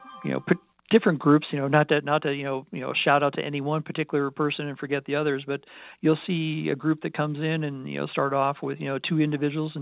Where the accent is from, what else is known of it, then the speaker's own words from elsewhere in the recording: Colorado Springs, Colorado, United States; I was born and raised in Colorado Springs.